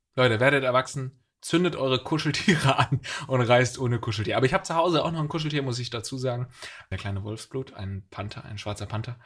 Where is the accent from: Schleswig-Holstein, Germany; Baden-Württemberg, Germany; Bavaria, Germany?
Baden-Württemberg, Germany; Eppingen; now in Hamburg, Germany; ich komme ja aus der Nähe von Sinsheim, meine Heimatstadt heißt Eppingen.